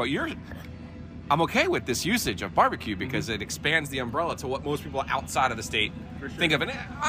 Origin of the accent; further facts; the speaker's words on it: New Jersey, United States; now in North Carolina, United States; I'm from New Jersey